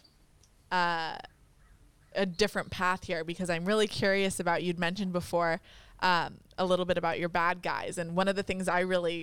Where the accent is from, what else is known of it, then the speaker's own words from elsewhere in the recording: Monterey, California, United States; I'm from Monterey